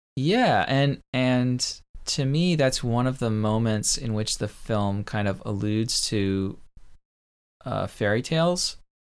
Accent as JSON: {"language": "English", "country": "United States", "said": "I, as an American"}